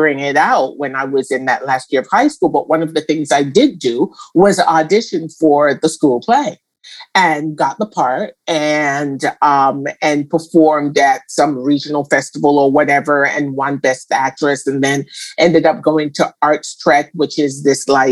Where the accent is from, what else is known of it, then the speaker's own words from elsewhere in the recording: Jamaica; growing up in Jamaica